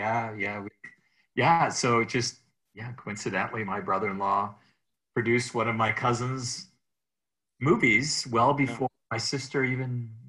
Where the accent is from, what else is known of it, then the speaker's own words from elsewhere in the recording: Edina, Minnesota, United States; first language Greek; English is a second language; moved away as an adult; also born or lived in Berkeley, California; I actually grew up in the Midwest part of the United States. In Minneapolis, Minnesota, a suburb called Edina, Minnesota, which is, it's a nice place to grow up, a nice place for families, and very serene and pleasant.